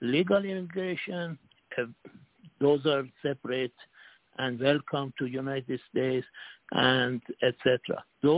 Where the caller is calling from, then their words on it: Singapore; from Singapore.